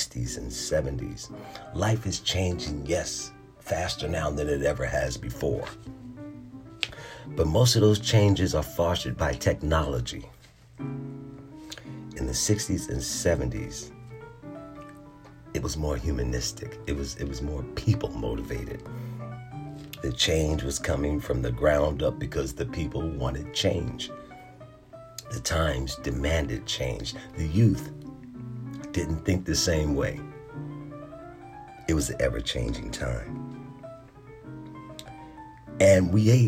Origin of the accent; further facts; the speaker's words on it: Philadelphia, Pennsylvania, United States; moved away as an adult; also born or lived in North Carolina; now in Virginia, United States; my home in Philadelphia, where I was born and raised